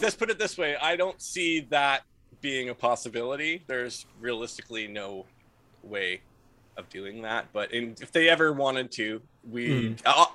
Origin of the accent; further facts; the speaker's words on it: Ontario, Canada; we're from Ontario